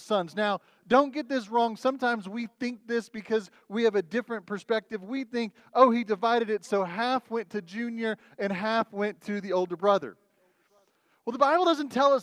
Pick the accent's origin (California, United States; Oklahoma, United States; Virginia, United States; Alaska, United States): Oklahoma, United States; Oklahoma City; also born or lived in Texas; now in Goodyear, United States; I grew up and lived in Oklahoma City